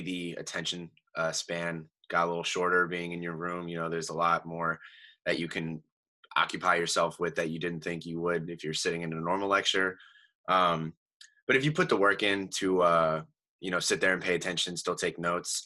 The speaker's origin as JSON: {"language": "English", "town": "Easton", "region": "Pennsylvania", "country": "United States", "said": "I am from Easton, Pennsylvania"}